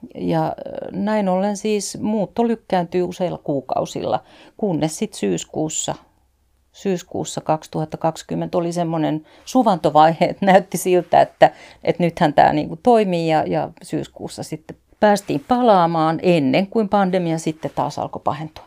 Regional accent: Finland; moved away as an adult

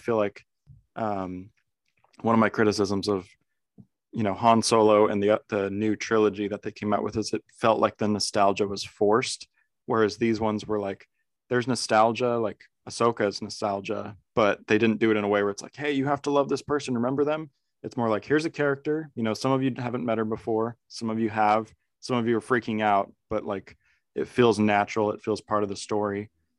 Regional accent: California, United States; one of the neighbors of my parents, the house that we grew up in Southern California, actually worked on The Mandalorian and Book of Boba Fett.

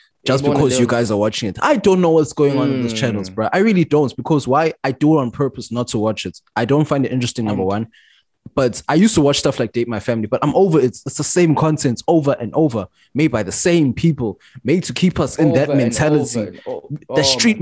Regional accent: South Africa; as a South African

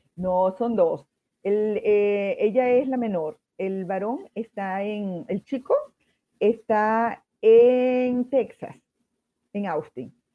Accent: Andes, Venezuela; now in Concepción, Chile; nosotros somos de los Andes, de Venezuela

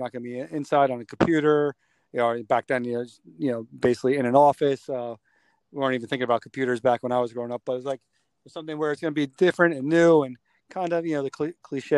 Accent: Dobbs Ferry, New York, United States; I grew up here in Dobbs Ferry

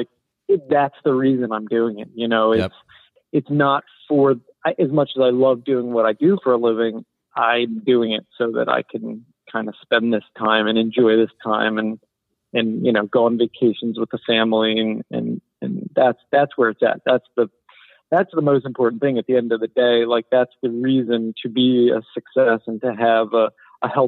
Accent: Philadelphia, Pennsylvania, United States; also born or lived in Boston; I'm from Philadelphia area, suburbs of Philly

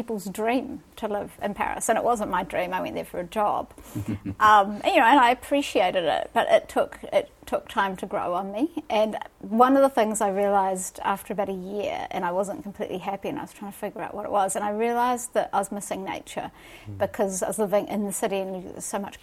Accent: Dunedin, Otago, New Zealand; also born or lived in Gisborne / Auckland / Peru; now in Wellington, New Zealand; So I was born in Dunedin and lived in Gisborne and Auckland briefly

